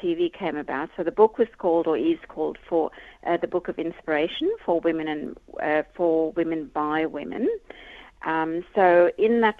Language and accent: English; South Africa; growing up in South Africa